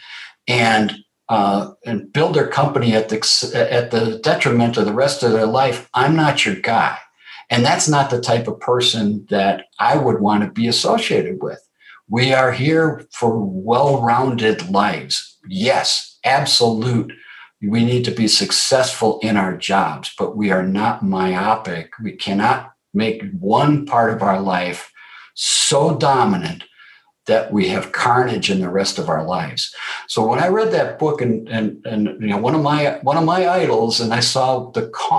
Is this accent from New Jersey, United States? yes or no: no; Wisconsin, United States; So I grew up in Wisconsin, and I grew up in Wisconsin in the 60s